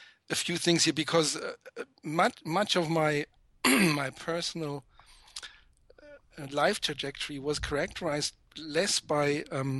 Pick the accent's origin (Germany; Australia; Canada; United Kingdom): Germany; about 30 kilometers west of Marburg, Hesse; now in Göttingen, Germany; I was born in Marburg, but I grew up about 30 kilometers west of Marburg. This is one of the probably most rural areas in central Germany.